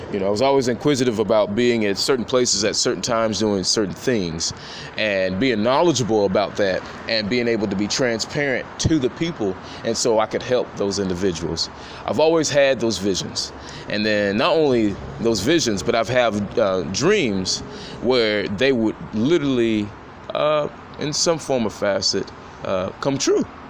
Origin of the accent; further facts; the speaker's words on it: Nashville, Tennessee, United States; born and raised in Nashville, Tennessee